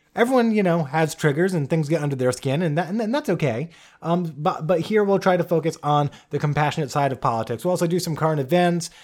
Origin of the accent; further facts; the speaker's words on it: Bristol, Rhode Island, United States; I grew up in a small town, uh, called Bristol, Rhode Island, uh, which is a very small state, the smallest